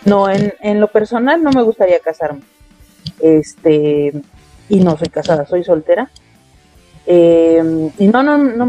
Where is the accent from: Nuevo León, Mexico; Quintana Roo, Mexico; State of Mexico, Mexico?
State of Mexico, Mexico; Nezahualcóyotl; acá de Nesa